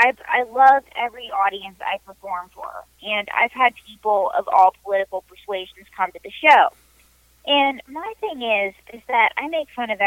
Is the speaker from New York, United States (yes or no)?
yes; New York, United States; because I'm a New Yorker and I hustle, right?